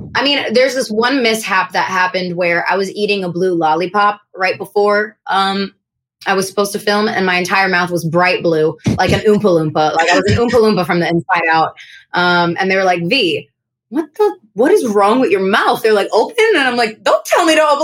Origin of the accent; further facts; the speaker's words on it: New York City, New York, United States; my hometown where I grew up in Kensington.